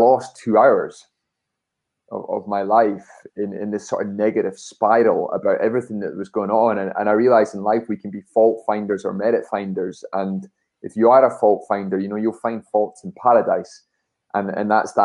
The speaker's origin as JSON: {"language": "English", "town": "Dunfermline", "region": "Scotland", "country": "United Kingdom", "tie": "born or raised there", "said": "I was born in Dunfermline"}